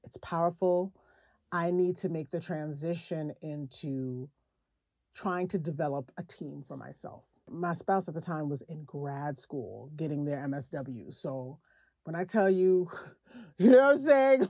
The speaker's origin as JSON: {"language": "English", "town": "New York City", "region": "New York", "country": "United States", "said": "I am from Brooklyn"}